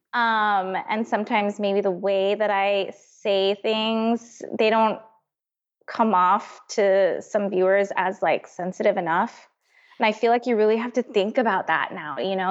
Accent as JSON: {"language": "English", "country": "Northern Mariana Islands", "tie": "born or raised there", "moved": "as an adult", "said": "I'm from Saipan. It's a tiny little island in the Pacific."}